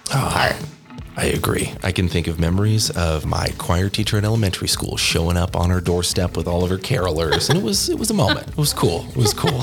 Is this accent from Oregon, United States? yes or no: yes; Oregon, United States; now in New Mexico, United States; I'm a transplant, as they say. I am from Oregon